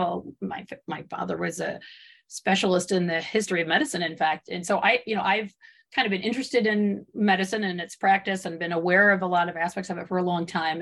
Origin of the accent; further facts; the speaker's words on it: Michigan, United States; moved away as an adult; also born or lived in the West (US); I grew up in Michigan and I did not grow up on a farm.